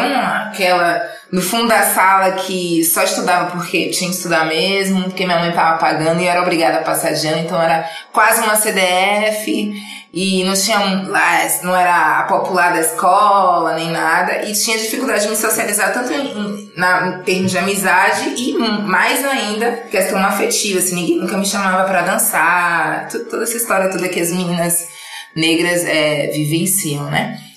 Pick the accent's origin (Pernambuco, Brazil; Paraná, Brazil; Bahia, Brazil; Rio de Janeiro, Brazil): Bahia, Brazil; Salvador; moved away as an adult; now in São Paulo, Brazil; Eu sou de Salvador, com 25 anos